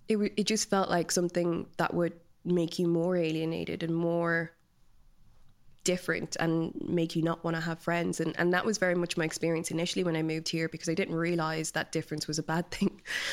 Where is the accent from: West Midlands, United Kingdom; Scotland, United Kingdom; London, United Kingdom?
London, United Kingdom; born there; also born or lived in Nigeria; I was born in London, my brother is born in Nigeria, then my sister was born in London. So we were just constantly moving between the two countries